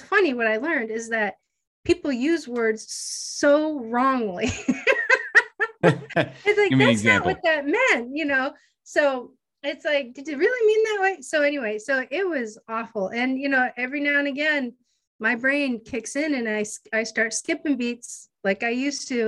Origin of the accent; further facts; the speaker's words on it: Erie, Pennsylvania, United States; also born or lived in Hawaii; I'm from Erie, PA. That's where I grew up, born and raised